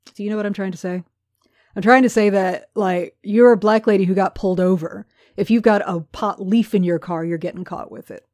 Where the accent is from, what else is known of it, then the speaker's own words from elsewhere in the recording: United States; growing up in America